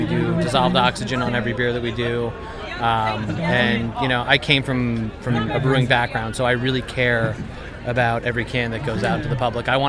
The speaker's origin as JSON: {"language": "English", "town": "Huntington", "region": "New York", "country": "United States", "said": "I'm from Huntington."}